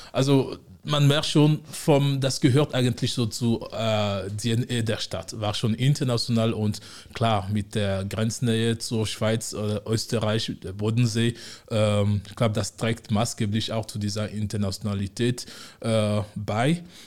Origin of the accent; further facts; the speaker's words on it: Togo; moved away as an adult; also born or lived in Osnabrück, Germany / Frankfurt am Main, Germany; now in Konstanz, Germany; ich komme ursprünglich aus Togo, äh, Westafrika. Ähm, in Deutschland lebe ich jetzt seit mittlerweile 13 Jahren.